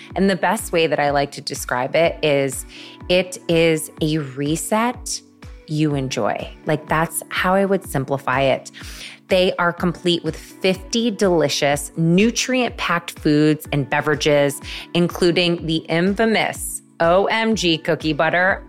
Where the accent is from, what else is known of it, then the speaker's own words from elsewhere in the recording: Syracuse, New York, United States; moved away; my hometown in Syracuse, New York